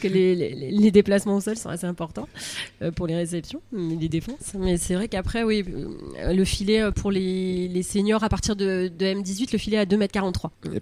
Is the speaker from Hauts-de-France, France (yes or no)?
no; Var, Provence-Alpes-Côte d'Azur, France; moved away as an adult; also born or lived in Andernos, Gironde; now in Andernos-les-Bains, France; je suis du Var, donc qui est pays de volley quand même.